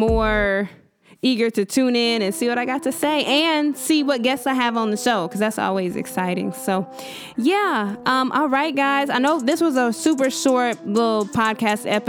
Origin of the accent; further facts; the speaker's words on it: Dallas, Texas, United States; I am born and raised in Dallas, Texas. Been here all my life